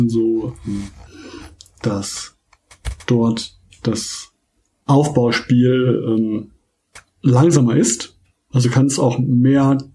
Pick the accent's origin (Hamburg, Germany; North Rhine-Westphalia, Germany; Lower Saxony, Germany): North Rhine-Westphalia, Germany; Essen; ab davon bin ich halt noch ähm, Fan meiner Heimat, Heimatvereins, Rot-Weiß Essen